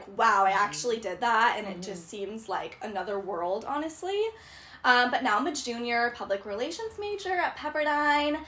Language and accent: English; Huntington Beach, California, United States; I grew up in Orange County in Huntington Beach